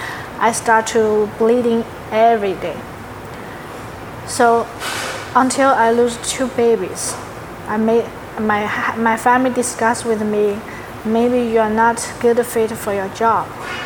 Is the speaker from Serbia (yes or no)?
no; Southwest China, China; English is a second language; moved away as an adult; now in Houston, United States; But at 2015, I bring my family and moved to Houston, because I heard Houston a little similar like my hometown in the southwest of China.